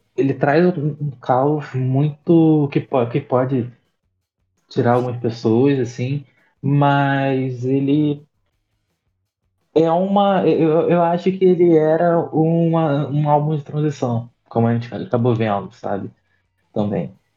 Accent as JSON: {"language": "Portuguese", "region": "Rio de Janeiro", "country": "Brazil", "said": "de onde eu sou, do Rio de Janeiro, da Zona Oeste"}